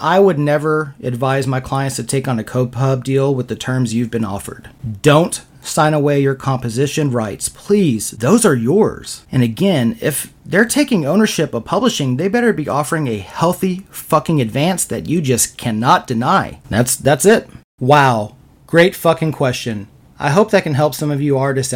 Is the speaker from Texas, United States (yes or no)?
yes; Austin, Texas, United States; I was born and raised in Austin, Texas, so I grew up surrounded by the most creative people on the planet